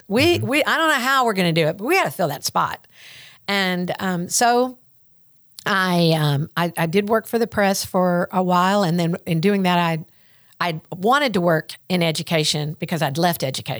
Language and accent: English; the South, United States; accent: Southern; And so we had my Southern accent and birds chirping and their British accents